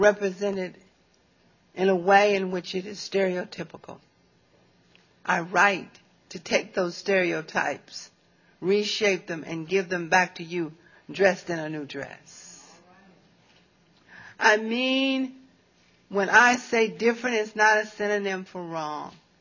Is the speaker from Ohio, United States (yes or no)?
no; Smyrna, Tennessee, United States; accent: southern; moved away as an adult; now in St. Louis, United States; I was born in Nashville, Tennessee, a little town outside of Nashville, Smyrna, Tennessee. That's where I grew up. That's where I graduated from high school